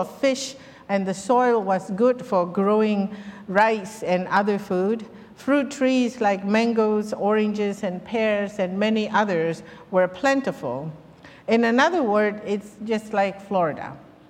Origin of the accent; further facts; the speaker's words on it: Myanmar; I'm a Mizo. While I come from Myanmar, Mizo people primarily live in a state called Mizoram in northeast India.